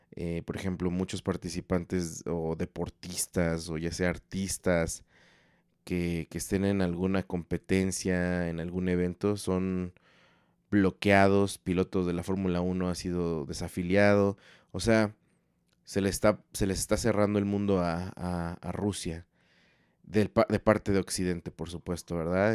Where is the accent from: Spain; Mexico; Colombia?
Mexico; somos mexicanos